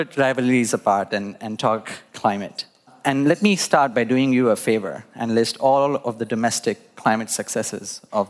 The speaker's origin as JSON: {"language": "English", "country": "India", "tie": "born there", "said": "I was born in India"}